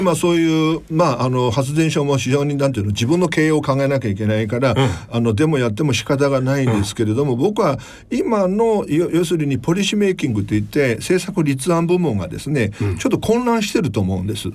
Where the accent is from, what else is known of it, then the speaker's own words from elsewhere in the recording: Nanjing, Jiangsu, China; Japanese is a second language; now in Japan; 江蘇省私南京の出身だから